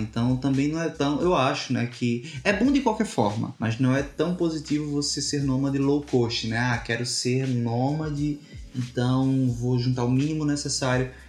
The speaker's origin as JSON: {"language": "Portuguese", "country": "Brazil", "moved": "as an adult", "said": "A gente não saiu do Brasil com a cabeça de ser nômade. A gente saiu do Brasil"}